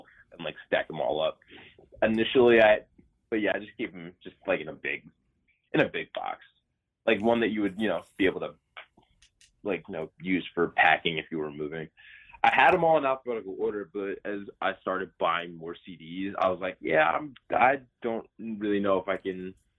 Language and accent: English; Delaware, United States; born or raised there; also born or lived in Colorado Springs, Colorado